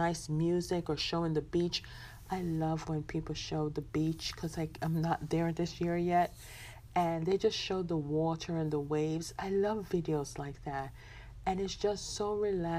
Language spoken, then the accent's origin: English; Jamaica; I'm a Jamaican born